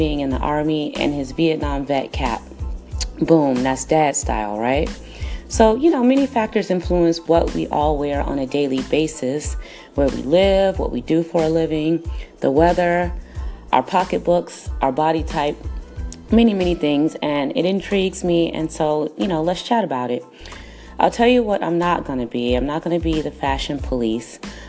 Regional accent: Chicago, Illinois, United States; now in Los Angeles, United States; I'm from Chicago, but I'm based in LA.

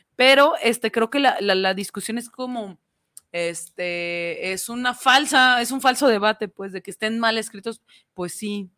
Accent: Mexico; nosotros somos mexicanos

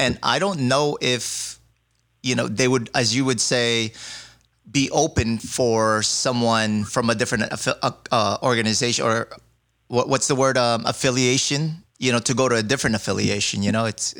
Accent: New York City, New York, United States; I'm from New York.

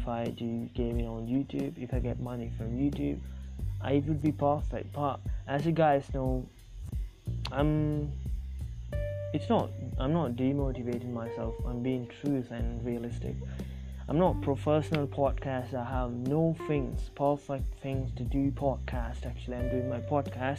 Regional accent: South India, India; first language Tamil; English is a second language; Actually I'm from India, if you guys don't know that, now you know that I'm from South India. I'm Tamil. I speak Tamil and English. English as a second language.

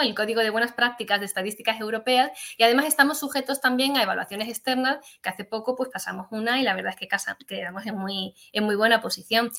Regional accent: Granada, Andalusia, Spain; moved away; me vine a Granada, que es de donde yo procedo

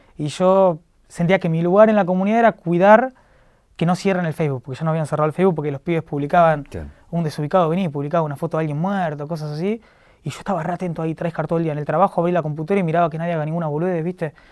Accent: La Plata, Buenos Aires Province, Argentina; yo soy de La Plata, trabajaba en un kiosco de La Plata

